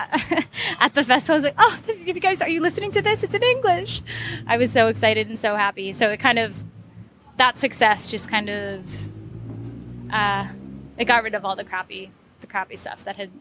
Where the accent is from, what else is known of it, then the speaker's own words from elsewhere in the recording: United States; moved away; me as an American